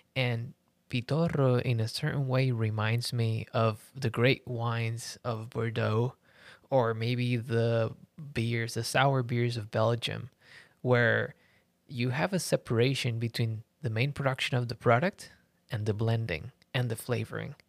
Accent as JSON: {"language": "English", "country": "Puerto Rico", "said": "I come from Puerto Rico as well"}